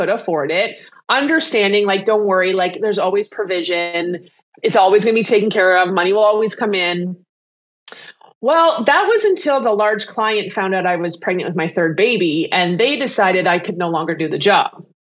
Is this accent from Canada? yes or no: yes; Canada; I'm Canadian, though I have a lot of clients in the States and around the world. I am Canadian